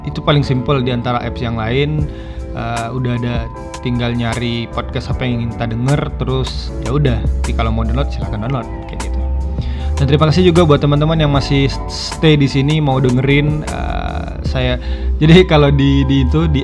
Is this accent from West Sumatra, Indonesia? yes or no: yes; Sungai Geringging, West Sumatra, Indonesia; Sugar itu singkatan dari tempat saya kecil, dibesarkan dan eh, ya kampung saya di situ. Sugar Sungai Geringging